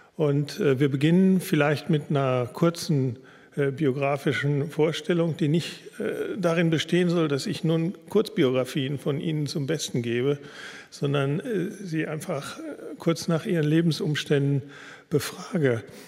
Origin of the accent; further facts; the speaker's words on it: Ruhr area, North Rhine-Westphalia, Germany; moved away; also born or lived in Berlin; Ich stamme aus dem Ruhrgebiet